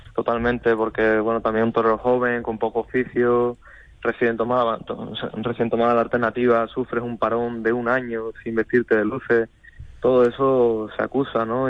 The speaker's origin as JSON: {"language": "Spanish", "area": "Huelva", "region": "Andalusia", "country": "Spain", "said": "en mi provincia, en Huelva, no, no hay escuela taurina"}